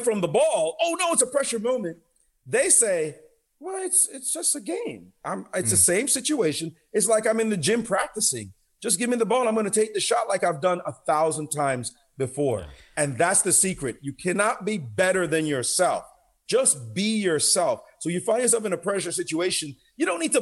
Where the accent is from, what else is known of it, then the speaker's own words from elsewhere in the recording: Kingston, Jamaica; moved away; also born or lived in Brownsville, Brooklyn, New York, United States; growing up in Jamaica, the kind of crazy life we grew up in, the violent setting